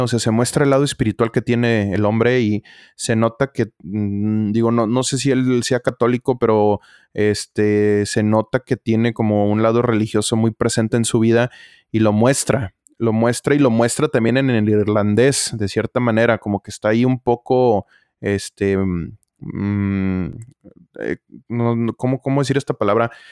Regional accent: Mexico; nosotros como mexicanos

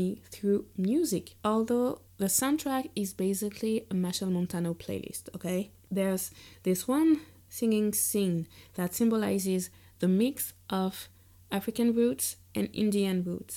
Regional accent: Guadeloupe; moved away; I'm from Guadeloupe, a French Caribbean island

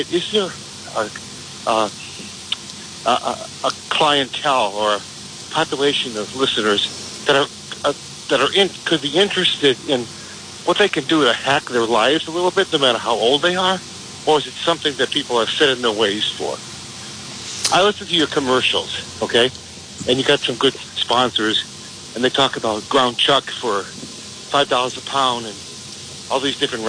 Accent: Blackstone, Massachusetts, United States; moved away as an adult; also born or lived in Chicago / New York / Washington, D.C.; I was born in Blackstone, Massachusetts, back, you know, in 1951

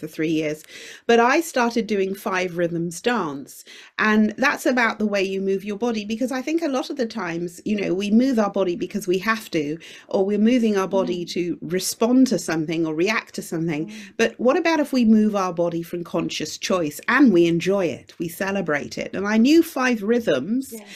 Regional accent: United Kingdom; also born or lived in Shanghai; I'm Jamaican origin, but I grew up in the UK

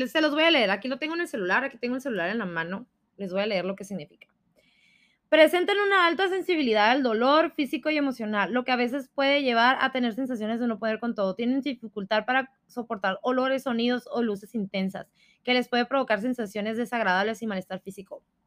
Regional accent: Sonora, Mexico; soy sonorense y nosotros gritamos

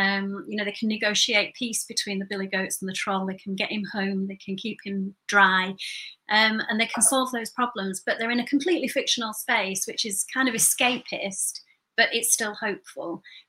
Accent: Burnley, North West England, United Kingdom; But you know, when I grew up in Burnley, and I felt that the message that I was getting as I was growing up was that the ultimate goal was to get out of there.

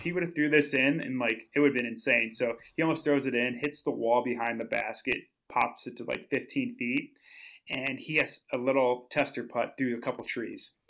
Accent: Minnesota, United States; moved away; I'm, I'm from Minnesota, so, like, that's where I used to live

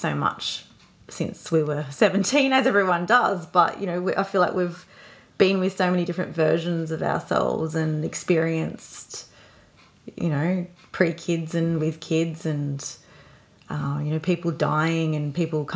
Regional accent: Scotland, United Kingdom; moved away; I'm Scottish

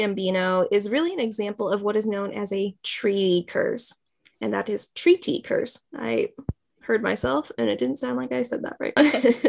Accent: Massachusetts, United States; We're from Massachusetts.

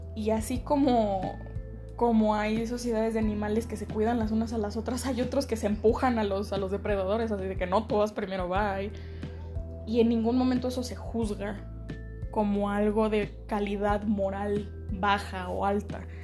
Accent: Mexico; la categoría en la que caigo mejor es en que soy mexicana

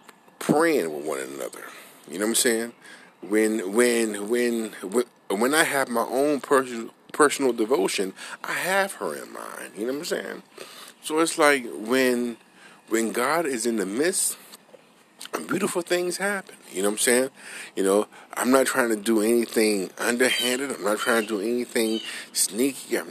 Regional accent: New Orleans, Louisiana, United States; moved away; I'm originally from New Orleans

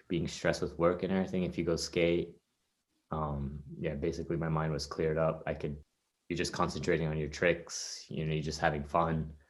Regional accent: Canada; I'm Canadian.

